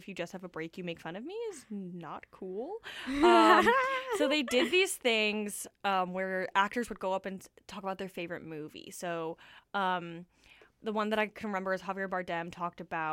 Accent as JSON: {"language": "English", "town": "Toronto", "region": "Ontario", "country": "Canada", "moved": "yes", "lives_now": "Vancouver, Canada", "said": "I'm from Toronto"}